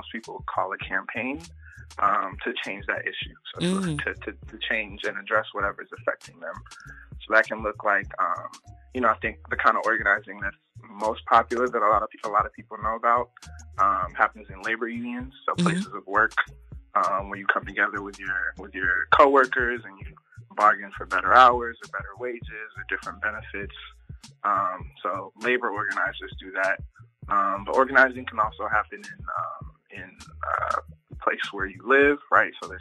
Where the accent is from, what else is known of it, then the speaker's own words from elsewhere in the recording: Togo; moved away; also born or lived in Las Vegas; I was born in Togo, in West Africa.